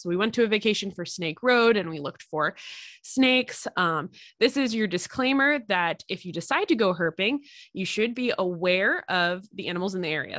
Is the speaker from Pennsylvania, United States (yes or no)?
yes; Pennsylvania, United States; I'm from Pennsylvania